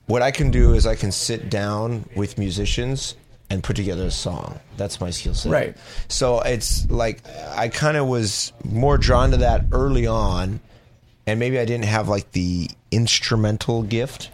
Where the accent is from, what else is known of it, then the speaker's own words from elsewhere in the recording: Los Angeles, California, United States; also born or lived in San Diego; I grew up in Los Angeles